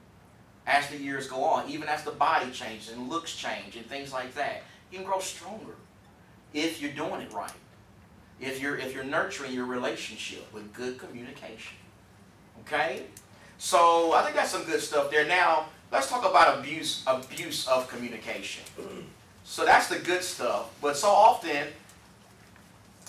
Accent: Texas, United States; I'm from Texas

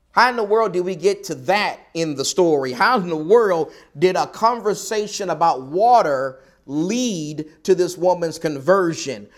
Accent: the South, United States; accent: Southern; I'm someone who was born and raised in the South

